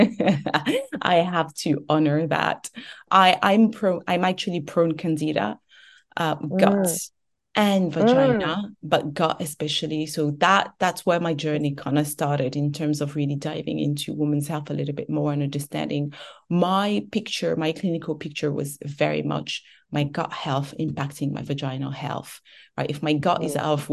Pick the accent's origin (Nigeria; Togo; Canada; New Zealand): Togo; moved away; also born or lived in France; I was born and raised in Togo.